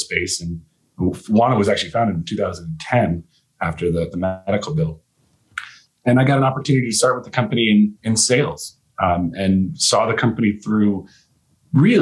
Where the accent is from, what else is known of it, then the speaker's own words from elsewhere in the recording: Virginia, United States; moved away as an adult; also born or lived in Maryland; now in Colorado, United States; I was born and raised in Virginia